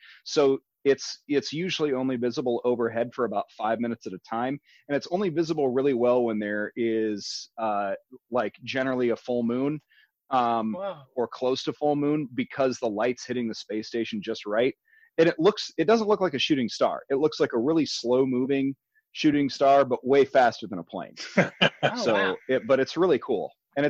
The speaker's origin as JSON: {"language": "English", "town": "Carroll", "region": "Iowa", "country": "United States", "tie": "born or raised there", "said": "So I went to high school in Carroll."}